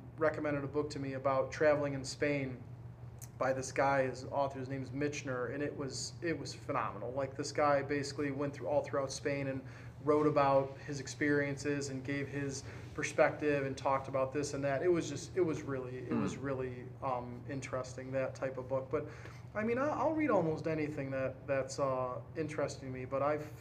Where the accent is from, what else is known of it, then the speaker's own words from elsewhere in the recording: Cleveland, Ohio, United States; I was born in Cleveland, and you know, a suburb of Cleveland